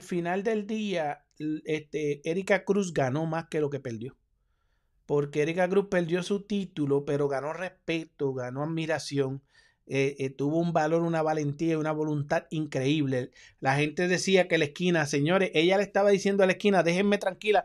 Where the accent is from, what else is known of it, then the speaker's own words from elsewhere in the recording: Puerto Rico; yo soy puertorriqueño